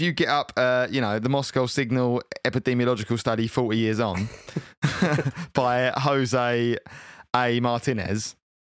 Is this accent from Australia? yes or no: no; United Kingdom; I am British